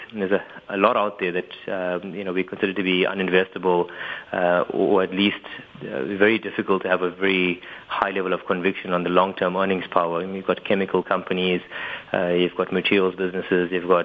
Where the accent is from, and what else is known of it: South Africa